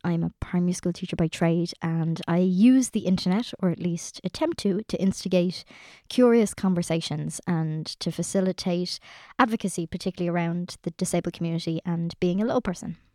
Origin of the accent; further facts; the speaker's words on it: Ireland; us as Irish people